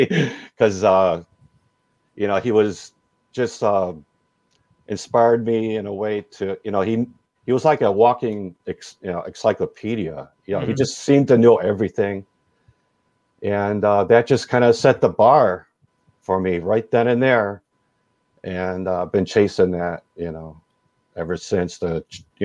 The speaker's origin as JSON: {"language": "English", "area": "DuPage County, near Chicago", "region": "Illinois", "country": "United States", "tie": "born or raised there", "said": "I grew up just out of Chicago in DuPage County"}